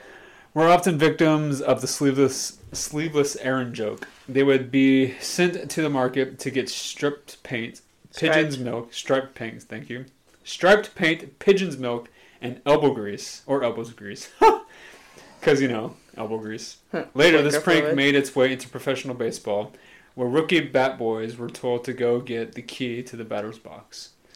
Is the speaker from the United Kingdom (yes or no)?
yes; England, United Kingdom; So I'll go to kick me, I'm English.